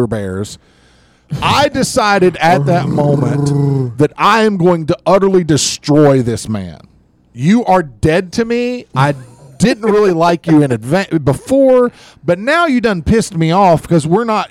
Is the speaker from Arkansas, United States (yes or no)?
no; Georgia, United States; I'm a black belt from Georgia